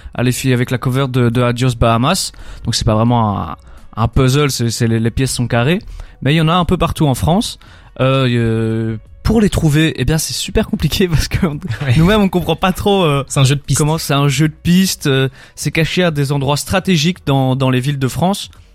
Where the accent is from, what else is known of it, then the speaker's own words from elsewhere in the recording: Belgium; on est belge.